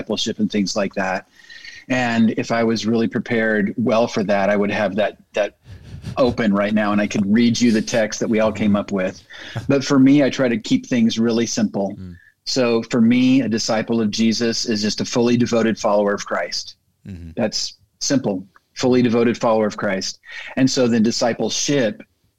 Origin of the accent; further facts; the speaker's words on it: Bakersfield, California, United States; moved away as an adult; now in Springfield, United States; born and raised in Bakersfield, California, but moved to Springfield, Missouri to go to Evangel